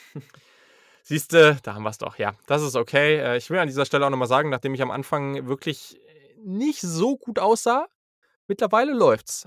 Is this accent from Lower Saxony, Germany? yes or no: yes; Hanover, Lower Saxony, Germany; ich komme halt auch aus Hannover